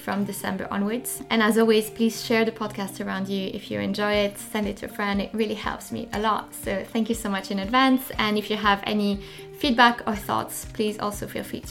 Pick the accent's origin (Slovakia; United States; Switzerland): Switzerland; French-speaking Switzerland, Romandy; now in London, United Kingdom; I grew up in the French part of Switzerland, so that's where the accent is coming from.